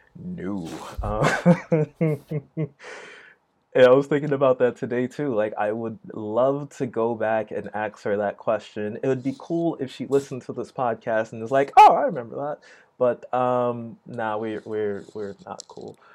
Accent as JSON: {"language": "English", "town": "New York City", "region": "New York", "country": "United States", "tie": "born or raised there", "said": "East Flatbush, Brooklyn"}